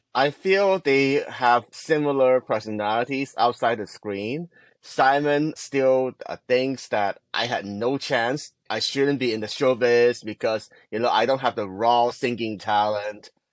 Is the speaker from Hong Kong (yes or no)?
yes; Hong Kong; moved away; I grew up in Hong Kong